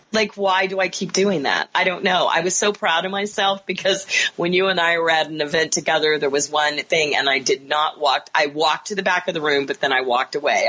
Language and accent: English; Kansas, United States; moved away; also born or lived in Chicago; I grew up in Kansas